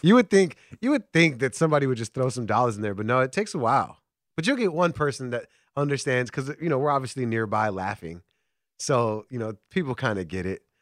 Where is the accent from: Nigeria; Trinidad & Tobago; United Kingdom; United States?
United States; Chicago, Illinois; I'm born and raised in Chicago